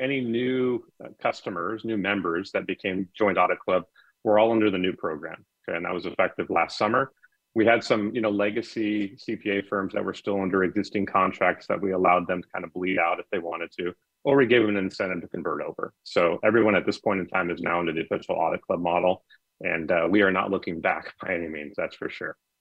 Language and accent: English; Anaheim, California, United States; I grew up in Anaheim and right down the right down the street from Disneyland.